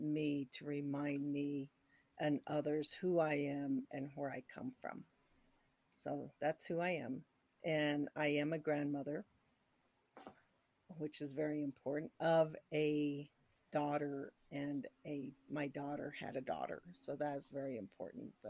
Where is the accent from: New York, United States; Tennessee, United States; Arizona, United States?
Arizona, United States; Chinle; now in New Mexico, United States; originally I'm from Chinle, Arizona, which is right in the middle of the Navajo Nation.